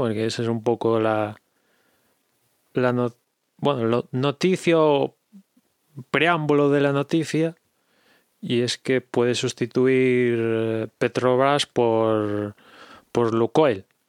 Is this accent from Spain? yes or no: yes; Galicia, Spain; accent: Galician; mi inglés es de Galicia. Pido perdón por mi acento